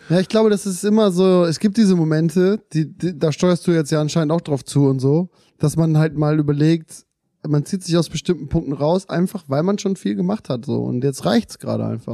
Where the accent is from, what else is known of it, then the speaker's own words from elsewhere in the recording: Germany; Wir, wir, wir sind in Deutschland aufgewachsen